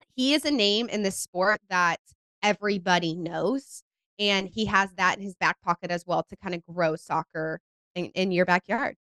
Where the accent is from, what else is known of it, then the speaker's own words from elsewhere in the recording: Cary, North Carolina, United States; also born or lived in San Diego, California; now in Charlotte, United States; I'm originally from Cary, North Carolina